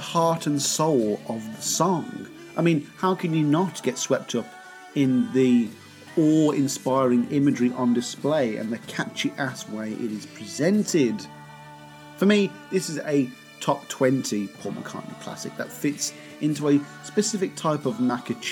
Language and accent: English; England, United Kingdom; I'm English